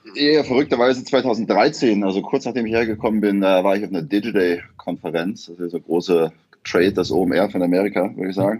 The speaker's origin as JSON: {"language": "German", "town": "Köthen", "region": "Saxony-Anhalt", "country": "Germany", "tie": "born or raised there", "also_born_or_lived": "near Leipzig, Saxony / Hamburg", "moved": "as an adult", "lives_now": "New York, United States", "said": "Aus Sachsen-Anhalt. Also ursprünglich bin ich in der Nähe von Leipzig geboren, aber habe dann die meiste Zeit in Sachsen-Anhalt, da bei Köthen gewohnt, Halle-Saale"}